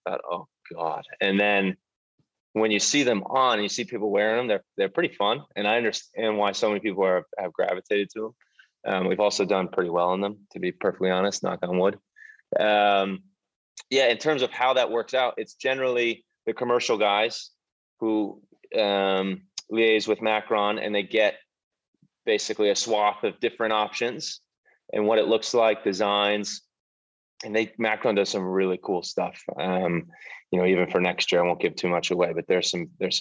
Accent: United States; moved away as an adult; now in United Kingdom; As an American

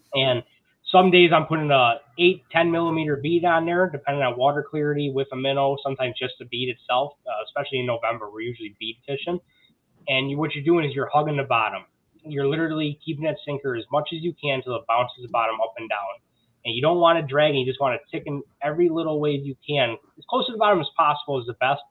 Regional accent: Buffalo, New York, United States; I am born and raised in Buffalo, New York.

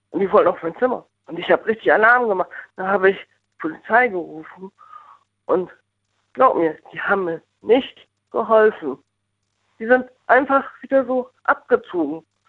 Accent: Northern Germany, Germany; also born or lived in Bonn; now in Mendig, Germany; ich bin Norddeutsch. Ich komme eigentlich aus dem Hafen

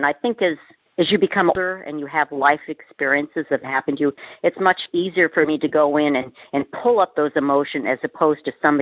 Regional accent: Orange County, California, United States; now in Texas, United States; I was raised in Orange County, California

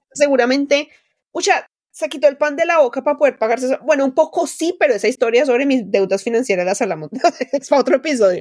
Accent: Colombia; moved away as an adult; now in United States; cruzaba todo mi pueblo de la sabana y llegaba a una pequeña escuela rural

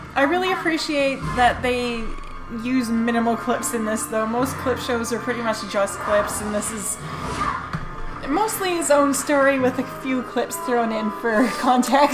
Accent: Canada; I'm a Canadian lesbian

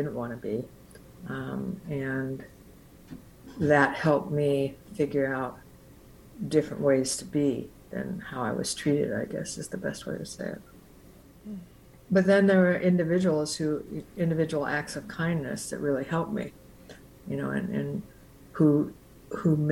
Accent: Arcata, California, United States; I grew up in Humboldt County, right outside Arcata

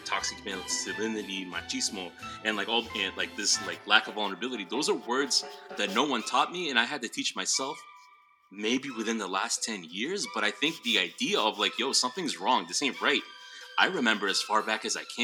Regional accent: Worcester, Massachusetts, United States; now in Providence, United States; I'm coming in from Providence, Rhode Island, originally from Worcester, Massachusetts

